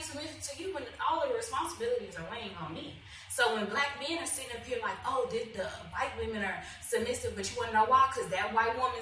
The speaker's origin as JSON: {"language": "English", "town": "Houston", "region": "Texas", "country": "United States", "said": "I'm from Acres Home, but I wouldn't mind going moving back"}